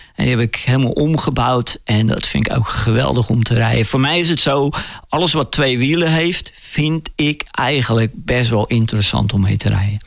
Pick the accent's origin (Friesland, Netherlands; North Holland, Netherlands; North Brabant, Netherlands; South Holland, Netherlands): South Holland, Netherlands; Rotterdam; ik kom uit Rotterdam en eh, Rotterdam is een havenstad